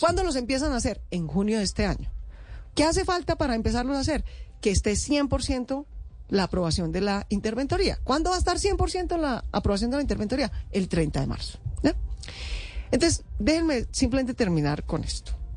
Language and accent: Spanish; Bogotá, Colombia; somos los bogotanos